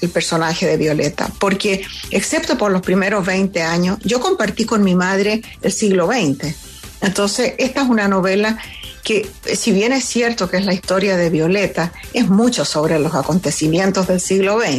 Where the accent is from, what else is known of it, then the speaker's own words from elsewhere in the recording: Venezuela; moved away as an adult; now in United States; esa fue la época en que me vine de Venezuela a, eh, a vivir a los Estados Unidos, inmigré a los Estados Unidos porque me enamoré de un tipo aquí.